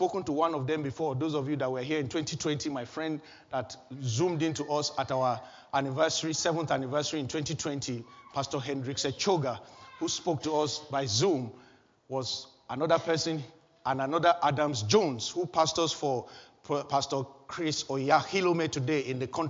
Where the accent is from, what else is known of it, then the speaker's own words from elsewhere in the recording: Nigeria; moved away as an adult; also born or lived in Kaduna; back in my home country, Nigeria